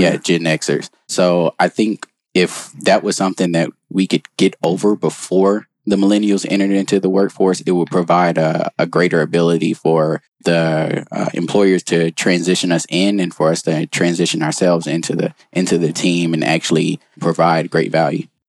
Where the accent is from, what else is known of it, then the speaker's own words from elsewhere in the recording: North Carolina, United States; moved away; also born or lived in Baltimore, Maryland; I'm originally from North Carolina